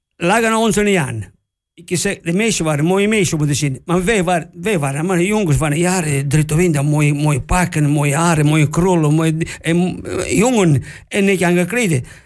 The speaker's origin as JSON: {"language": "Dutch", "town": "Catania", "region": "Sicily", "country": "Italy", "also_born_or_lived": "Oldenzaal / Amsterdam", "second_language": "Dutch", "moved": "as an adult", "lives_now": "Netherlands", "said": "ik kom van Sicilië, waar daar ongeveer subtropische klimaat is. Wij komen hier, door denk ik, koud en sneeuw. Heb ik nooit gezien. waar ik woon, in, Catania, daar is nooit sneeuw"}